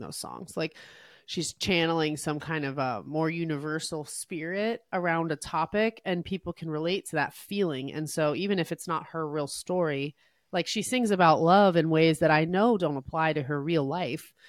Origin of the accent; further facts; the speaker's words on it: New Jersey, United States; I was raised in New Jersey by my Syrian refugee dad and my American mom